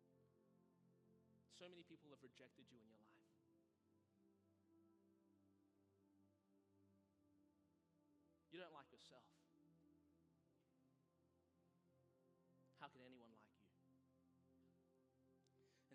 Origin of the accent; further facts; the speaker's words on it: Australia; moved away; as an Australian being brought up in a country with, you know, there's no guns.